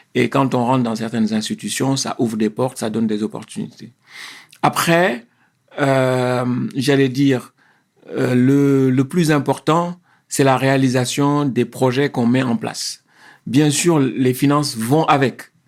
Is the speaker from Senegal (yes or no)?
yes; Senegal; moved away as an adult; also born or lived in Paris, France; now in France; je suis originaire du Sénégal. Mhm. je suis né au Sénégal euh, il y a un peu plus de 50 ans. Euh, j'ai fait mes écoles euh, primaires et secondaires au Sénégal.